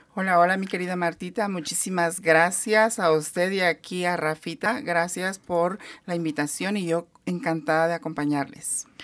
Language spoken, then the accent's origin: Spanish; Mexico; now in United States; en mi país de origen, que es México